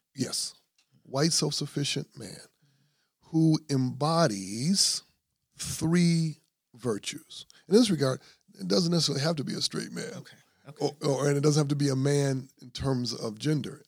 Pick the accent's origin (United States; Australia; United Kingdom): United States; Grand Rapids, Michigan; I'm from Grand Rapids